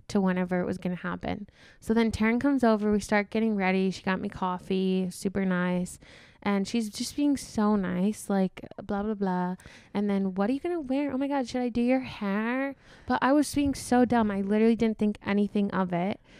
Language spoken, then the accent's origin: English; South Dakota, United States; moved away as an adult; now in Minnesota, United States; I'm from South Dakota. I just moved to Minnesota almost a year ago